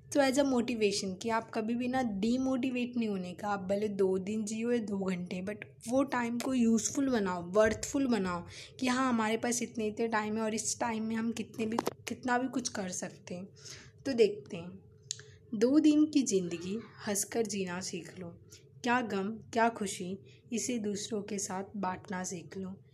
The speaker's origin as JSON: {"language": "Hindi", "town": "Mumbai", "region": "Maharashtra", "country": "India", "said": "मैं मुंबई से बिलोंग करती हूँ मैं मुंबई शहर की रहने वाली हूँ"}